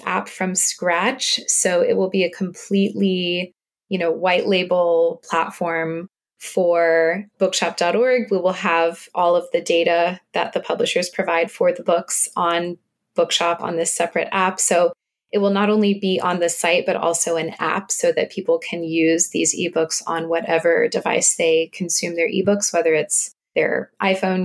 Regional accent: the South, United States; moved away; I'm actually originally from the South

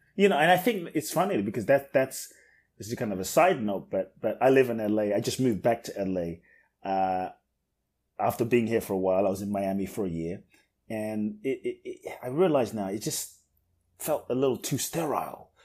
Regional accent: London, United Kingdom; moved away as an adult; also born or lived in Ghana / Mexico; now in United States; I grew up in London, in like the hood in London, in South wow. London.

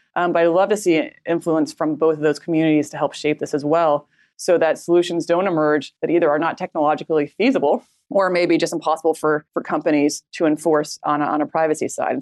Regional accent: United States; we as a American population

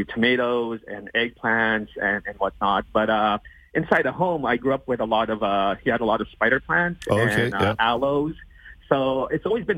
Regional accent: Winnipeg, Manitoba, Canada; now in Toronto, Canada; I'm originally from Winnipeg, so I'm used to the winter season of Winnipeg

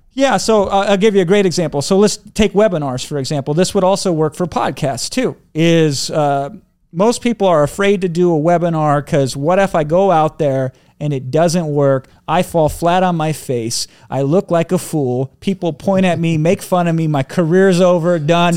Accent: Iowa, United States; I grew up in Iowa

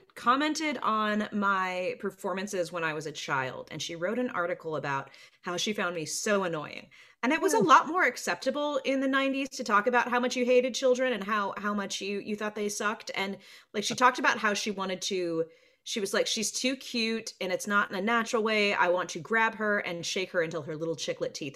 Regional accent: Burbank, California, United States; the size of my hometown, Burbank.

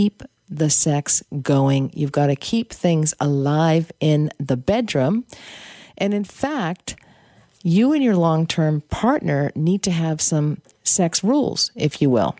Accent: United States; moved away; I'm American. And anyway, I have family back there.

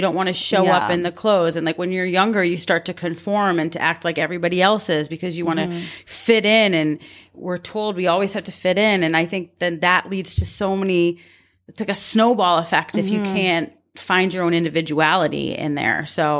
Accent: Canada; Oh, I'm Canadian.

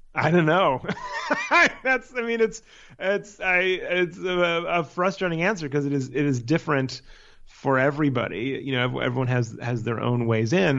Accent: Palo Alto, California, United States; moved away as an adult; also born or lived in San Francisco / New York / Los Angeles; I am from Palo Alto, California, is where I, where I grew up.

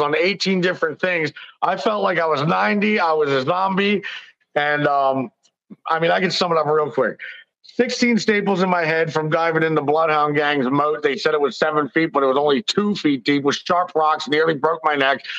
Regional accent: Philadelphia, Pennsylvania, United States; I'm 43. I was born in Philly. I'm Sicilian.

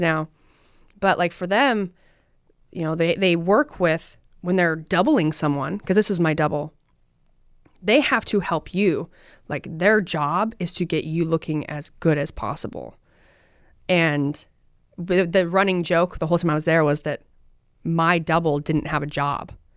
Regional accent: Utah, United States; I'm from Utah.

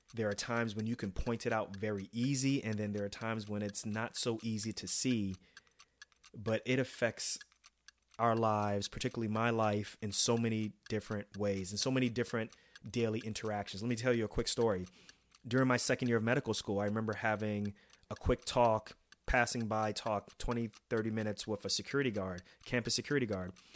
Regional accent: New York City, New York, United States; moved away; also born or lived in New Jersey; growing up in New York City, and then later on in Jersey

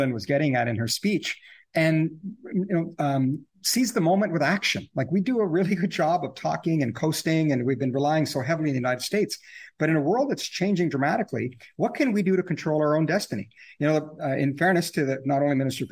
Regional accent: Canada; as Canadian people

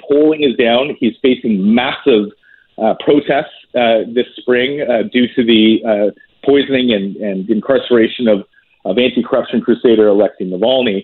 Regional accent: Canada; as a Canadian

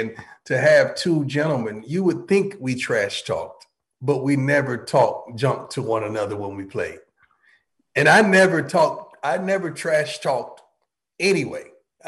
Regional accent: Florida, United States; We're from Florida, man. We Florida boys.

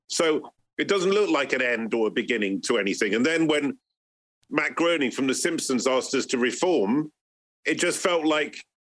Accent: Bristol, South West England, United Kingdom; we're just a bunch of mates amongst quite a few mates growing up in Bristol.

